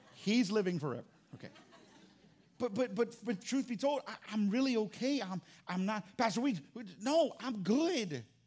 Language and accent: English; Fort Walton Beach, Florida, United States; moved away; also born or lived in New Orleans; I grew up in Florida. I grew up in Fort Walton Beach, Destin area